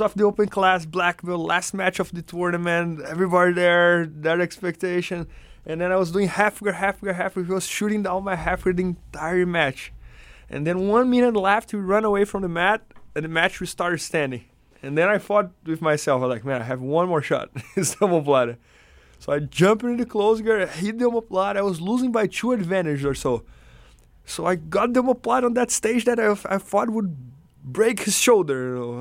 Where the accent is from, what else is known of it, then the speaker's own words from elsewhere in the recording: Brazil; English is a second language; moved away as an adult; also born or lived in São Paulo, Brazil; now in United States; when I lived in my hometown